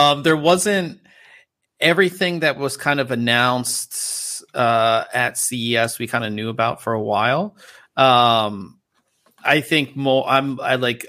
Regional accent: Pittsburgh, Pennsylvania, United States; now in Southern California, United States; back home in Pittsburgh

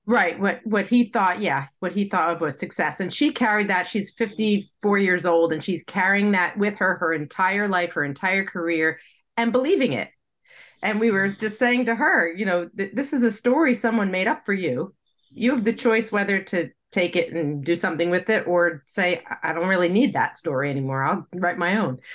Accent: United States; I'm speaking as an American

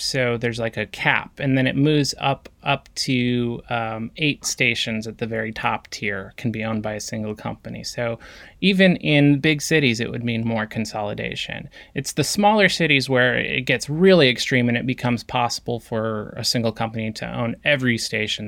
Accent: Yakima, Washington, United States; my hometown, Yakima, Washington

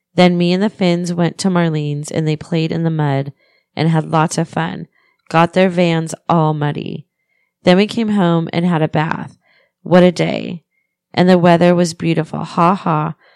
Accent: Pennsylvania, United States; I'm from Pennsylvania

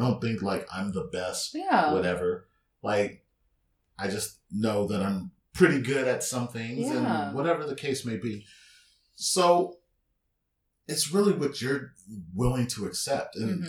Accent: San Diego, California, United States; I grew up in City Heights, right?

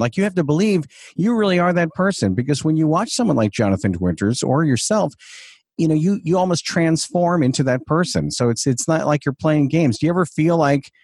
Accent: Huntington, New York, United States; Huntington, Long Island

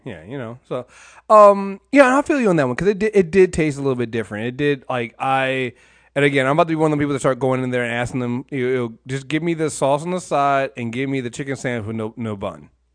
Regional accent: Maryland, United States; I'm from Maryland

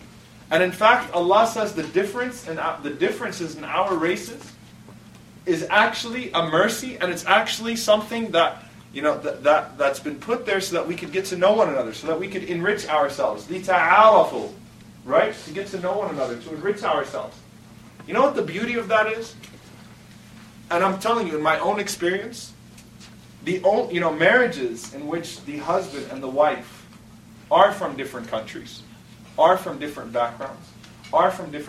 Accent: Texas, United States; I'm from Texas, you got big, big, big, big, big houses for what you guys would pay for an apartment, you know?

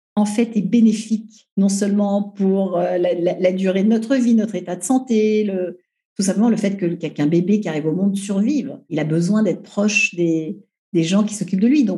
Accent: Paris, Île-de-France, France; je suis une parisienne, une euh, troisième génération

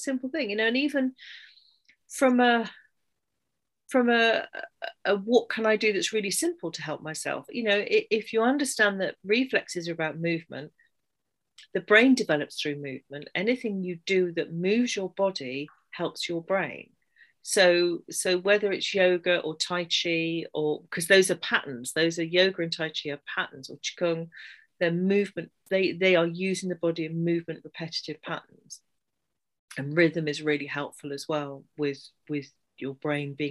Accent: England, United Kingdom; I'm English

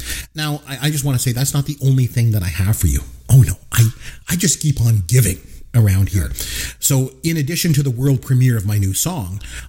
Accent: Canada; I'm Canadian

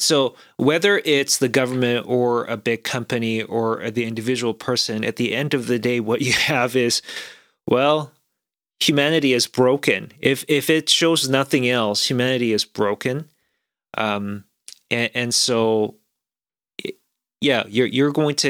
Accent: South Korea; moved away; I grew up in a slightly different environment growing up in South Korea.

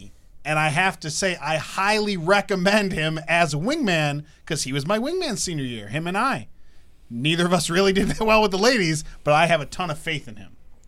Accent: Michigan, United States; I'm from Michigan.

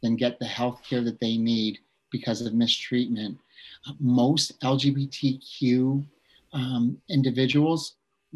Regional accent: Bridgeport, Connecticut, United States; I grew up in a town called Bridgeport, Connecticut

